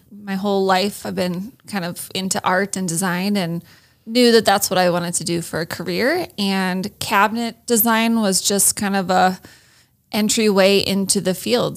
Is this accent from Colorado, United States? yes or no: no; Iowa, United States; moved away as an adult; also born or lived in Minnesota; I grew up in Iowa for the most part